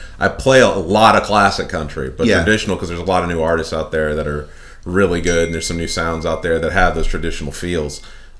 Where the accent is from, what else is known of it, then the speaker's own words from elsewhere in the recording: Culpeper County, Virginia, United States; I grew up in Culpeper County.